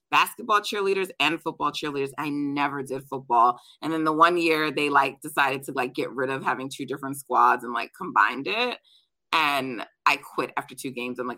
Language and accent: English; Jamaica; I'm Jamaican, so we're we're track people in my family.